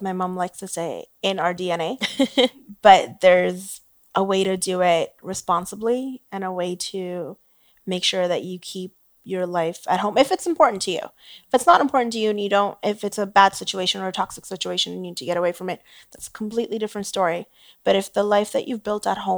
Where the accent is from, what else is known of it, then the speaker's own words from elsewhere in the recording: Canada; as a Canadian